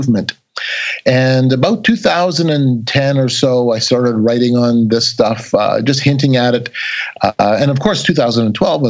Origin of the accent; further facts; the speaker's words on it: Canada; I'm a Canadian